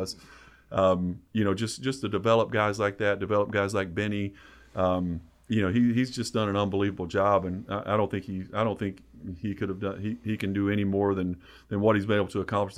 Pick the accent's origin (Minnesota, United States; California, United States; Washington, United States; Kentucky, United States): Kentucky, United States; Hyden; growing up in East Kentucky